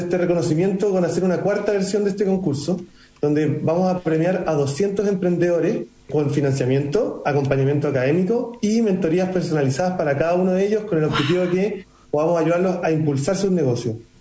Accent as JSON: {"language": "Spanish", "country": "Chile"}